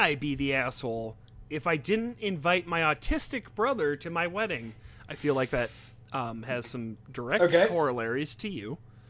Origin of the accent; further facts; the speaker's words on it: France; while I grew up in France with my mom